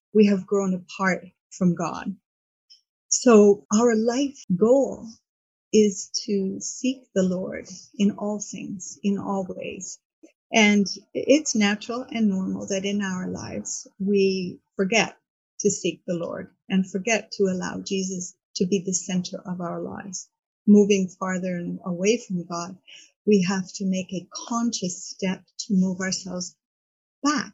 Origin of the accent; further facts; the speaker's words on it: Montreal, Quebec, Canada; moved away as an adult; now in Key Biscayne, United States; born in Montreal, Canada. Moved to Miami about 30 years ago to Key Biscayne.